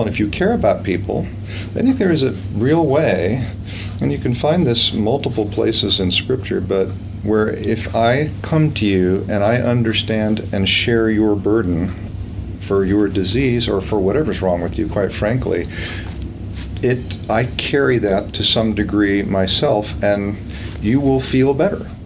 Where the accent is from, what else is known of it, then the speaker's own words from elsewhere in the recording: Virginia, United States; moved away as an adult; now in Gainesville, United States; I grew up in Virginia and in a Christian home